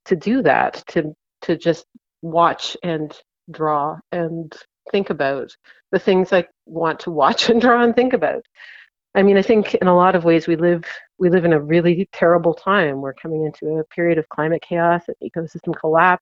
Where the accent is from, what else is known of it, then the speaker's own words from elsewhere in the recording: East Coast, Canada; moved away; growing up on the East Coast, I spent a lot of time as a kid just staring into tidal pools